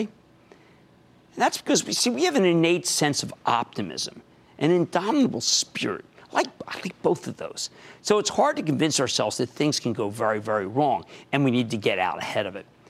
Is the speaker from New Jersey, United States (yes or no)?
yes; New Jersey, United States; also born or lived in Philadelphia; my home state of New Jersey